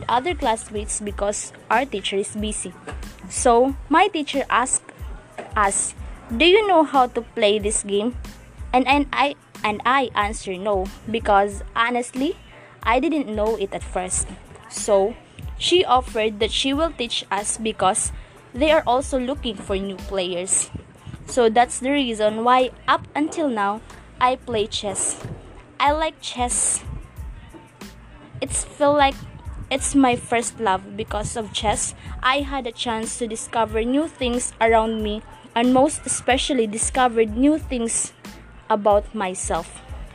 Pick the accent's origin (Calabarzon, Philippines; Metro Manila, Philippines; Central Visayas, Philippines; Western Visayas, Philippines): Central Visayas, Philippines; Cebu; now in Muntinlupa, Philippines; I am a proud Cebuano.